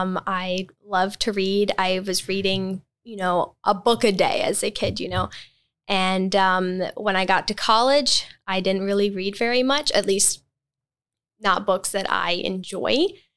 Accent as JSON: {"language": "English", "region": "Mississippi", "country": "United States", "tie": "born or raised there", "also_born_or_lived": "Alberta, Canada / Romania", "moved": "yes", "said": "So I was born in Alberta, Canada. That's where my parents were born, raised, and married. And we moved to Mississippi when I was a toddler. And then in 2007, my parents and me and my four younger siblings moved to Romania."}